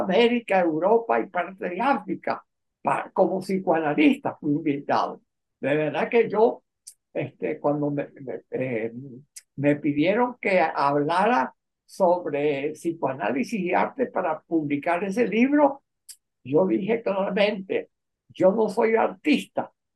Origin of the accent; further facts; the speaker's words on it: La Victoria, Aragua, Venezuela; also born or lived in Hotin, Romania; yo nací en la Victoria de Aragua